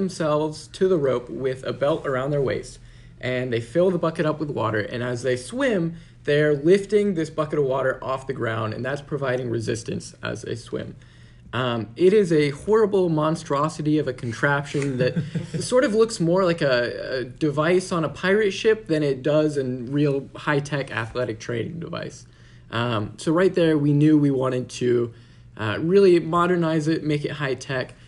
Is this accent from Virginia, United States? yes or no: no; Atlanta, Georgia, United States; I'm from Atlanta, Georgia